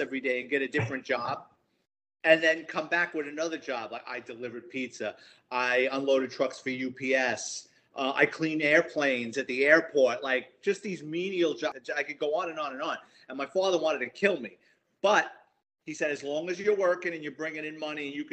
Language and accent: English; New York City, New York, United States; I'm a Bronx kid, born and raised in New York City, grew up in the Bronx, lower middle class family